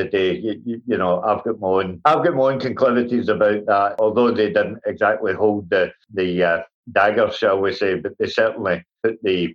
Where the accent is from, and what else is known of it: Scotland, United Kingdom; also born or lived in England / Wales